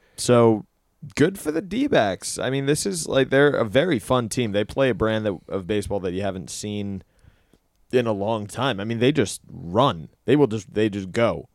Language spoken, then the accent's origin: English; New York, United States; as a New Yorker and as a New York sports fan